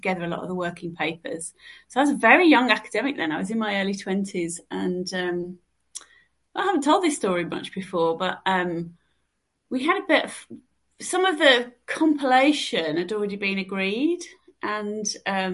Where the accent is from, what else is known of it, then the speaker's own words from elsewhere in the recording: Birmingham, West Midlands, United Kingdom; moved away; I'm going back to my roots, back to Birmingham